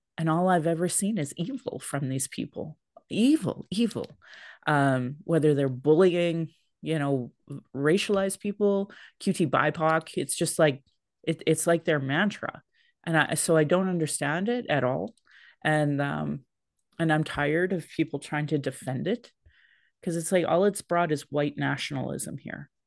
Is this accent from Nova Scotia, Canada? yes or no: no; Sylvan Lake, Alberta, Canada; now in Calgary, Canada; I grew up in Sylvan, like, at the time, there was only, like, two thousand people